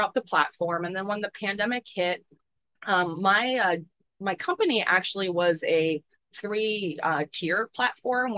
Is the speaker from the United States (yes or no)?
yes; Pittsburgh, Pennsylvania, United States; I was born and raised in Pittsburgh, PA, so just like 20, 30 minutes away from the city of Pittsburgh South.